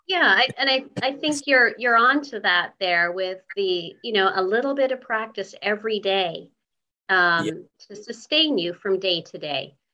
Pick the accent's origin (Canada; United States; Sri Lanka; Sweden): Canada; I was born in Canada